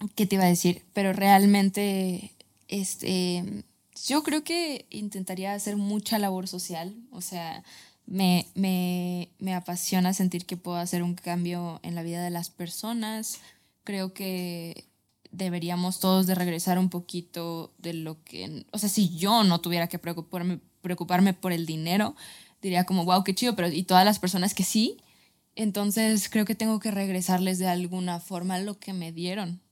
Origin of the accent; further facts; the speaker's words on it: Guadalajara, Jalisco, Mexico; yo soy tapatía